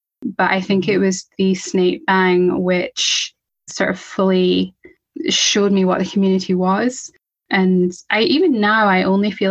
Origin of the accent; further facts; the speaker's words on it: Scotland, United Kingdom; I'm from Scotland. I'm in Scotland.